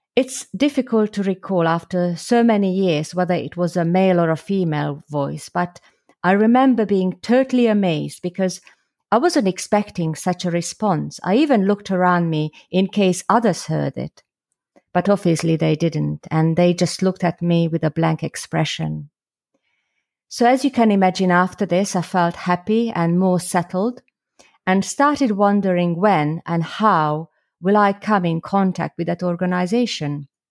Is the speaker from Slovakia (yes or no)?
yes; Slovakia; now in London, United Kingdom; originally I'm from Slovakia, or the former Czechoslovakia, where I was brought up as a Catholic